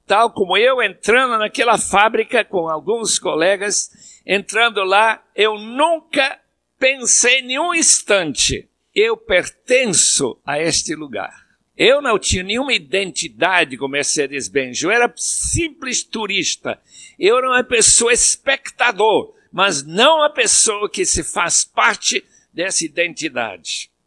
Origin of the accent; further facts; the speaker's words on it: Bolivia; moved away; quando eu era pequeno lá na Bolívia